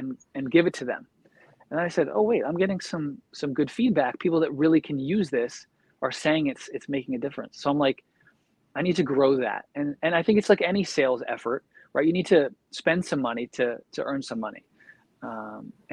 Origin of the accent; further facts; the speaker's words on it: Philadelphia, Pennsylvania, United States; I'm from Philly